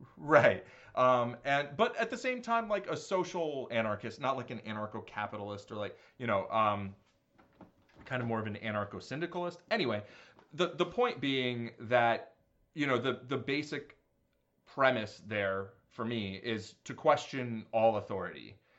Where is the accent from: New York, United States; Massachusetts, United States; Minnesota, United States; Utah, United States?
New York, United States; I completely consider myself a New Yorker